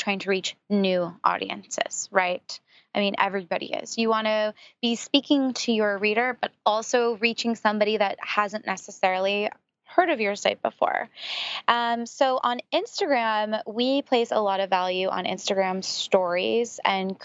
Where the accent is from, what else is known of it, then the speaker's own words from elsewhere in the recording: San Francisco, California, United States; being from San Francisco, I grew up around Silicon Valley